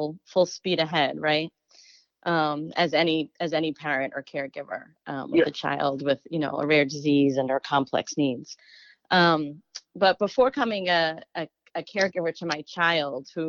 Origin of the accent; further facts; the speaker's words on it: New York, United States; also born or lived in Boston area; now in Boston, United States; I reside in the Boston area. I'm originally from New York